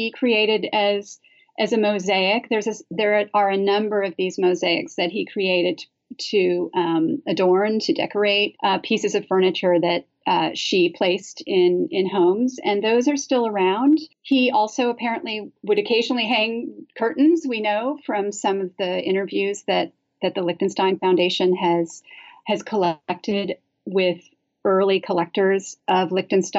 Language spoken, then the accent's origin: English; Santa Barbara, California, United States; I'm originally from the West Coast, and I grew up in a place called Santa Barbara